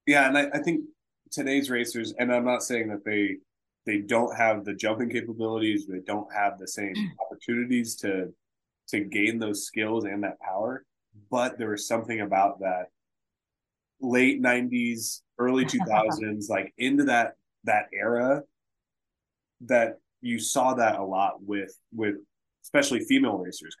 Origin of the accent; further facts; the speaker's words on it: Ohio, United States; also born or lived in Nebraska; That is kind of what I grew up around, and that's what I knew growing up in Ohio and then to Nebraska.